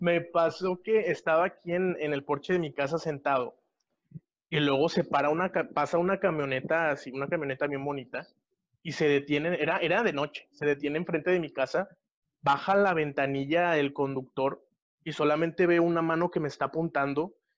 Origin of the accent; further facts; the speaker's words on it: Monterrey, Nuevo León, Mexico; yo soy de Monterrey, Nuevo León, México